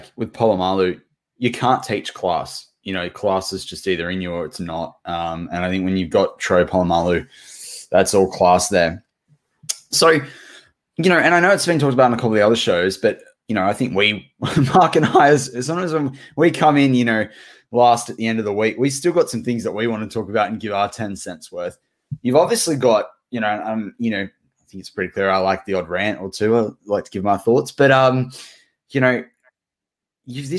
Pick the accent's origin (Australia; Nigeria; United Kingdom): Australia; as a kid growing up in Australia on the other side of the world